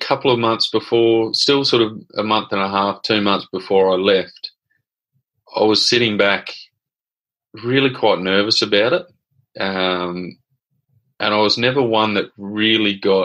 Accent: Brisbane, Queensland, Australia; growing up in Brisbane

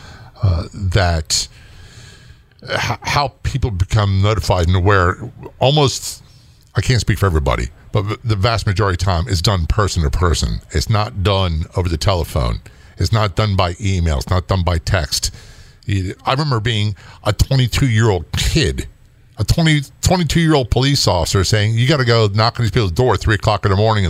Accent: Maryland, United States; Maryland, my home state

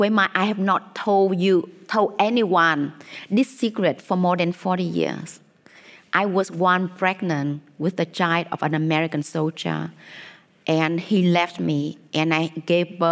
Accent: Vietnam; when I was, you know, a child growing up in Vietnam

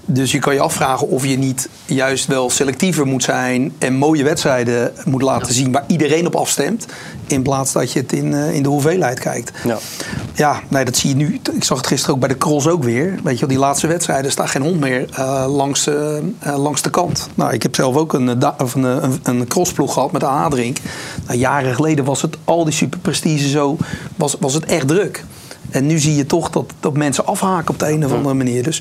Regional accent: Rotterdam, South Holland, Netherlands; als Rotterdammer

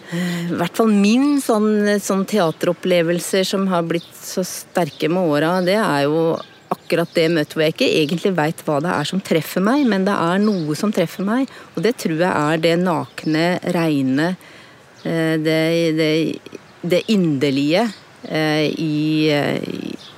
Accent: Dal, Akershus, Norway; also born or lived in Råholt; Vokste opp på Dal og ungdomstida mi på Rålt.

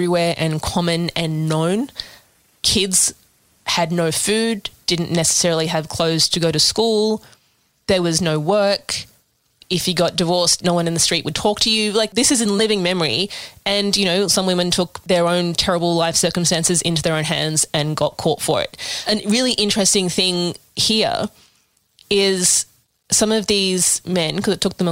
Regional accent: Sydney, New South Wales, Australia; I grew up in Balmain.

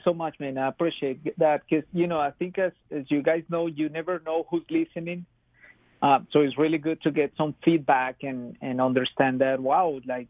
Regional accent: Bogotá, Colombia; moved away as an adult; now in Charlotte, United States; I come from Colombia, from Bogota, which is a city with 10 million people. It's massive. It's huge. It's like New York City. It's very fast, dynamic. It's very dense.

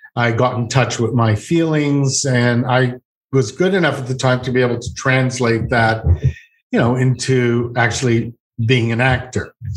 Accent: Montreal, Quebec, Canada; I'm from Montreal

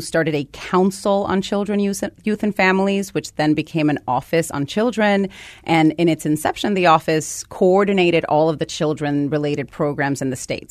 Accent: Guaynabo, Puerto Rico; moved away as an adult; now in United States; So I grew up in Puerto Rico, and I came here just to go to college.

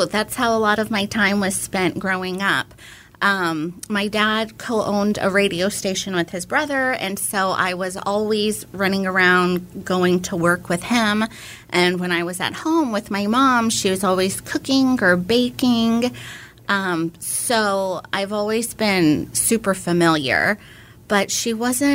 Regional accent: Houston, Texas, United States; moved away as an adult; now in Austin, United States; I am from Houston. And I've been in Austin since 04. I came here for undergrad

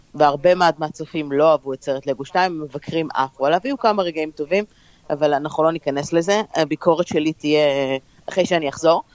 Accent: Israel; also born or lived in New Jersey / New York area; now in New Jersey, United States; אנחנו ישראלים

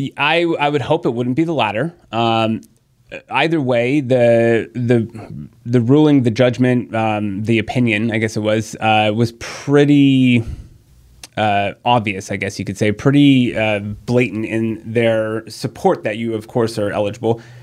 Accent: San Diego, California, United States; I've born and raised in San Diego

